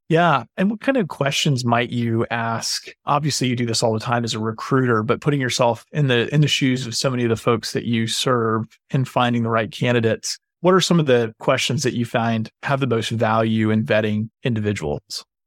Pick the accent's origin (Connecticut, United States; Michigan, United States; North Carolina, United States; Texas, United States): North Carolina, United States; Boone; I grew up in Boone, North Carolina, so right down the road and into the mountains and, and into the holler, as they say.